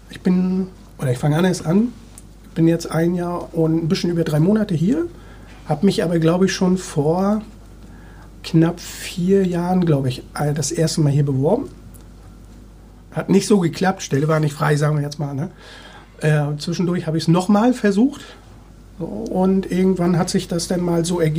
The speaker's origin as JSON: {"language": "German", "town": "Wismar", "region": "Mecklenburg-Vorpommern", "country": "Germany", "tie": "born or raised there", "lives_now": "Hamburg, Germany", "said": "Groß geworden, beziehungsweise äh, meine Kindheit habe ich im Raum Wismar verbracht. Bin ich auch sehr stolz drauf eigentlich. Bin Nordsee, äh, Ostseekind, Entschuldigung."}